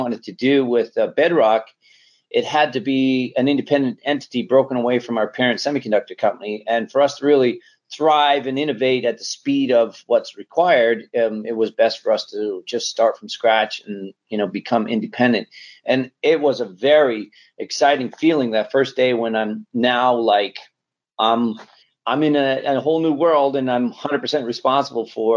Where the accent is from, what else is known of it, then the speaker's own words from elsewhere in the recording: Canada; moved away as an adult; also born or lived in Sunnyvale; Just a kid, growing up in Canada